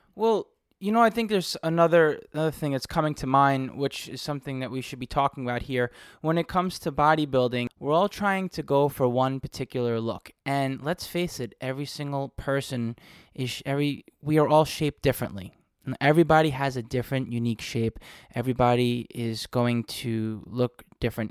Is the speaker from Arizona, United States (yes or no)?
no; New York City, New York, United States; I grew up in New York City